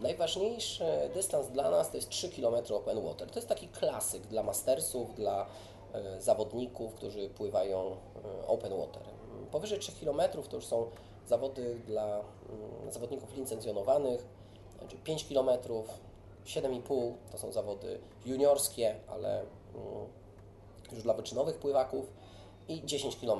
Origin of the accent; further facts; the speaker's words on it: Warsaw, Masovian Voivodeship, Poland; Ja jestem takim warszawiakiem i bardzo związany z Warszawą.